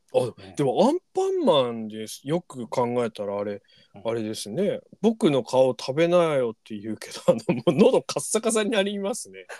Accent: Onagawa, Miyagi, Japan; moved away as an adult; now in Tokyo, Japan; 僕ら、その宮城県 人はですね、女川町に住んでる時は

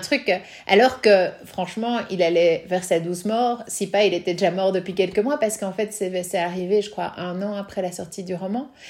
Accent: Belgium; quand on est belge

